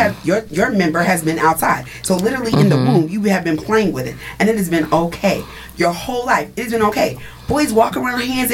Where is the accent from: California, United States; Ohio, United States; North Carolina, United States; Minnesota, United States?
California, United States; Southern; I'm from Southern California